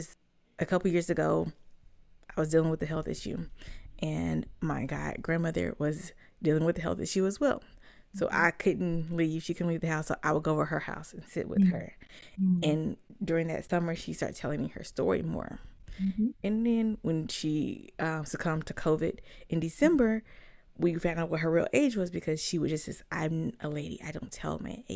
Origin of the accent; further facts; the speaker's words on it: Charlotte, North Carolina, United States; they moved to Charlotte a year before I was born. So growing up in Charlotte